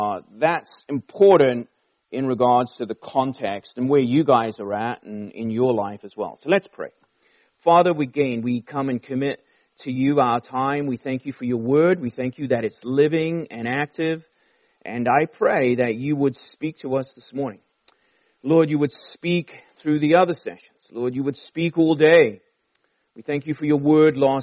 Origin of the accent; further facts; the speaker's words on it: Durban, KwaZulu-Natal, South Africa; also born or lived in London, England; We flew down to the Indian Ocean to a city called Durban, right on the beach. We didn't live right at the beach, but close enough. And that's where I grew up in my teenage years.